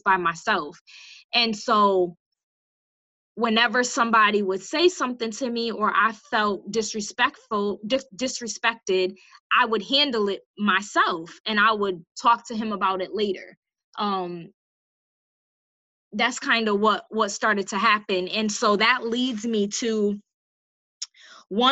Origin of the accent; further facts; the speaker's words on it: Bridgeport, Connecticut, United States; I'm from Bridgeport